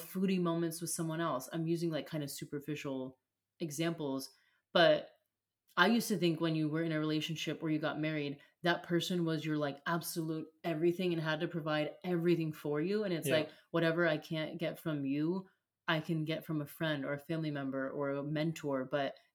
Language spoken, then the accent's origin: English; United States; as an American